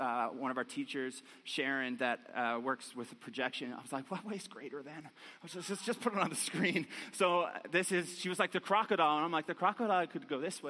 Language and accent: English; Newfoundland and Labrador, Canada; accent: Newfiness; moved away; I grew up in Newfoundland, right on the ocean